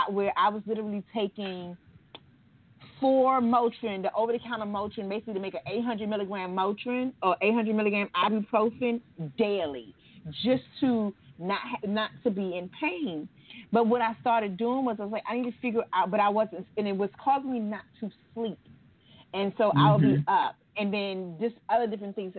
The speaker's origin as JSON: {"language": "English", "region": "Maryland", "country": "United States", "tie": "born or raised there", "moved": "as an adult", "lives_now": "Georgia, United States", "said": "I'm not knocking my hometown"}